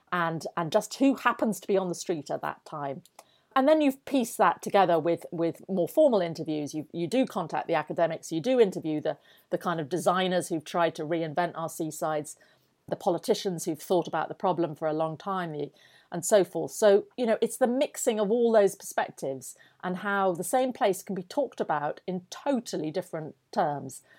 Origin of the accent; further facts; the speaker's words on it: Yorkshire and the Humber, United Kingdom; I grew up in North Yorkshire